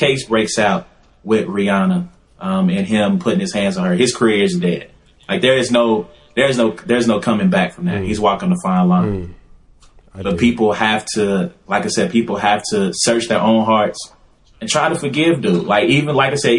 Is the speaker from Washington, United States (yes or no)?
no; Louisiana, United States; moved away; I'm from Louisiana